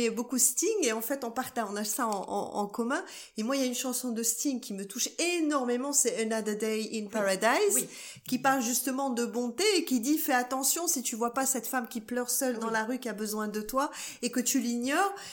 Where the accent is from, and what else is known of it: Morocco